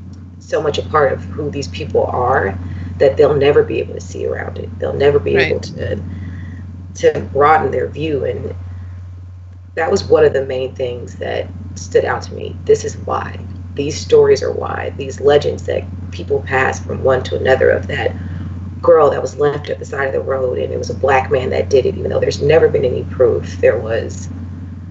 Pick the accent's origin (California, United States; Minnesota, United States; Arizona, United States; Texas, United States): California, United States; Los Angeles; moved away; I'm originally from Los Angeles